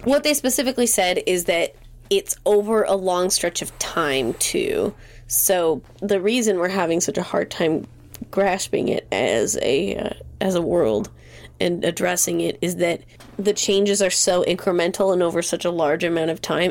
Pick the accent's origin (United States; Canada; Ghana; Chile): United States; Great Falls, Montana; where I'm from in Montana. So I grew up in Great Falls.